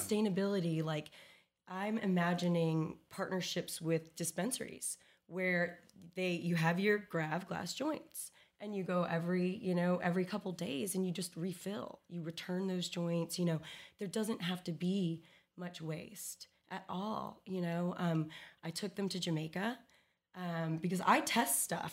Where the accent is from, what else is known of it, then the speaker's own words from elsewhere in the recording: Texas, United States; as a Texan